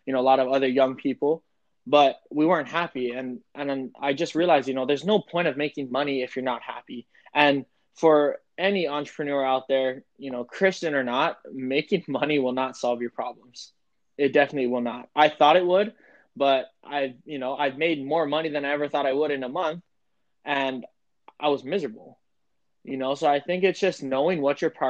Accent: Hawaii, United States; I was born and raised in Hawaii

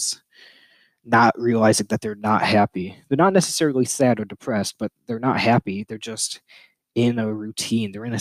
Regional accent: United States; I'm American. I live in a first world country.

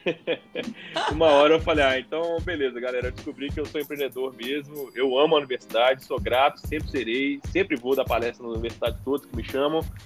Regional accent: Belo Horizonte, Minas Gerais, Brazil; sou de Belo Horizonte

